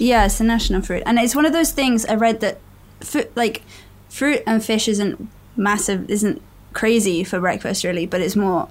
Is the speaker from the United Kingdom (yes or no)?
yes; England, United Kingdom; So I am from England. Probably tell from the accent.